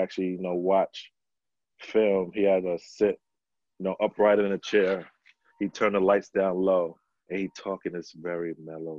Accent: New York City, New York, United States; growing up in New York City in the playgrounds

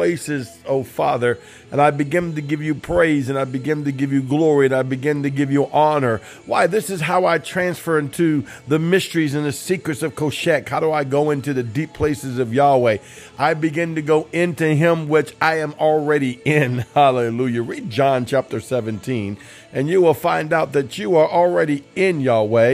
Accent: New Orleans, Louisiana, United States; I'm from the New Orleans area

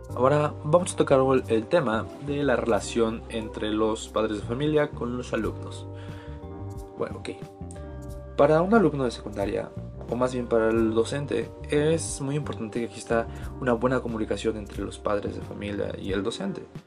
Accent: Ixmiquilpan, Hidalgo, Mexico; yo soy de Ixmiquilpan, Hidalgo.

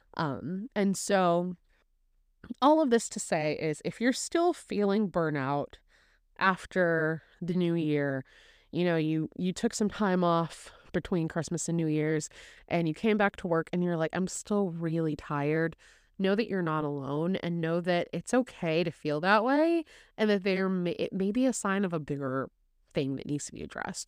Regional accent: Indiana, United States; also born or lived in Chicago; I was born and raised in Indiana.

